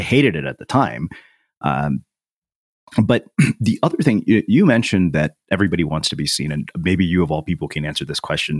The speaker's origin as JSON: {"language": "English", "region": "a small Texas town", "country": "United States", "tie": "born or raised there", "said": "as an Indian kid in a small Texas town"}